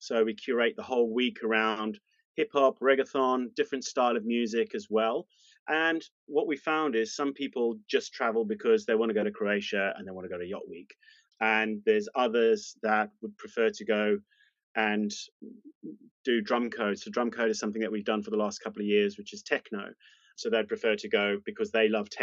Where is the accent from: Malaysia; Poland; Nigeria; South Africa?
South Africa; moved away as an adult; now in United Kingdom; Moved to the UK, there was a small change in the law around being South African, and I took advantage of that, moved to the UK